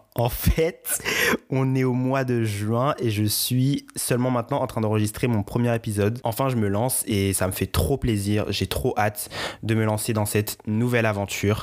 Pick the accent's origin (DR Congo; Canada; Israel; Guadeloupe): Guadeloupe; je suis originaire de la Guadeloupe